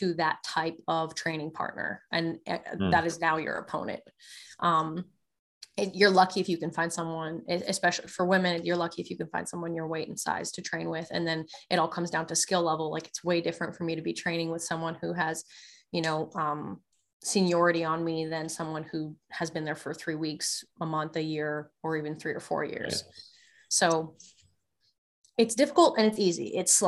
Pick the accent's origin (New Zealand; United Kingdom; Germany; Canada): Canada; Lacombe, Alberta; moved away as an adult; also born or lived in Calgary; now in United States; I was born in Lacombe. So it's just like north of Red Deer, and Red Deer's in between Edmonton and Calgary.